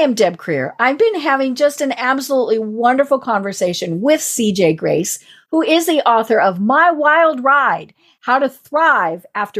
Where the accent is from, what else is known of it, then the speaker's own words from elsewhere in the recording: Midwest, United States; accent: Midwest; my Midwest accent